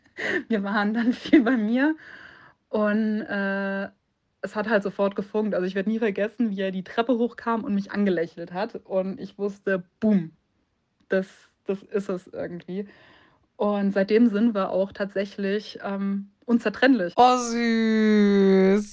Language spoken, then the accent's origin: German; Munich, Bavaria, Germany; moved away; ich bin ursprünglich aus München